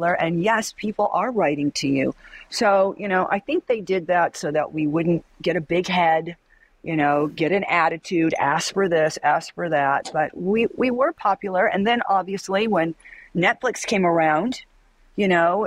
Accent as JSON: {"language": "English", "region": "Southern California", "country": "United States", "said": "I was from Southern California"}